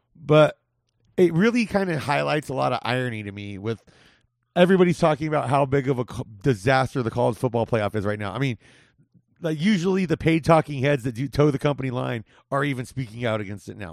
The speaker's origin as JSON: {"language": "English", "region": "California", "country": "United States", "tie": "born or raised there", "said": "where I grew up in California"}